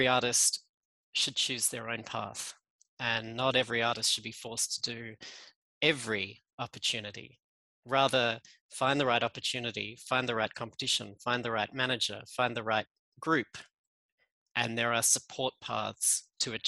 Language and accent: English; Australia; accent: Australian; moved away as an adult; now in Geneva, Switzerland; You can hear I'm Australian in my accent